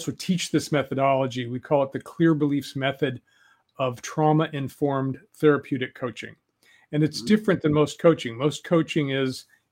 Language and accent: English; Denver, Colorado, United States; I was a kid from Denver. I was an urban kid.